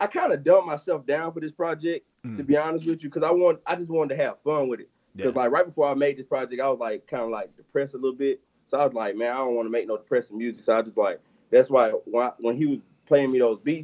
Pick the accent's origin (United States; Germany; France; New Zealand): United States; Montgomery, Alabama; I'm originally from Montgomery, Alabama